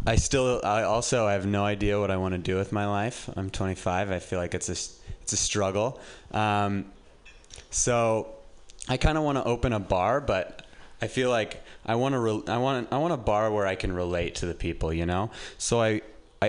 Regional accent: Reno, Nevada, United States; moved away as an adult; now in San Francisco, United States; I'm from Reno, and just getting out of Reno and living in San Francisco

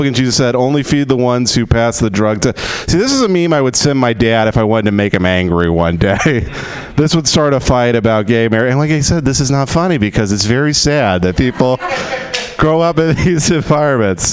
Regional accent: Texas, United States; now in Los Angeles, United States; I grew up in Texas in the oil fields

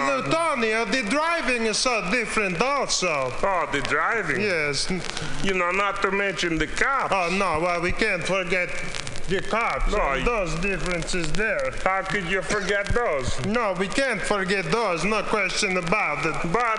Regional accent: East Coast, United States; now in Los Angeles, United States; You know, because we're from the East Coast

